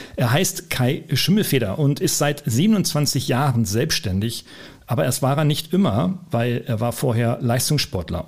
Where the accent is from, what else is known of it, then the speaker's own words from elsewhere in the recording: Oldenburg, Lower Saxony, Germany; wir beide Norddeutsche sind, du in Hamburg und ich, ja. aus, ich aus Ollenburg